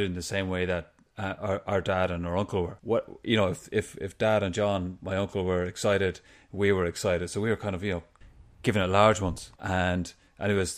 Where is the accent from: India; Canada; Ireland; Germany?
Ireland; for most people my age growing up in Ireland